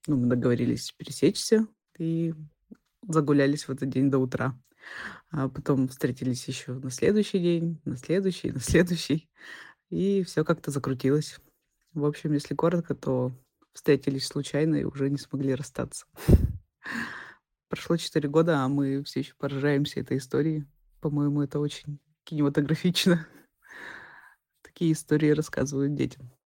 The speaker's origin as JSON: {"language": "Russian", "region": "Central Russia", "country": "Russia", "also_born_or_lived": "Saint Petersburg", "moved": "yes", "said": "я из Центральной России"}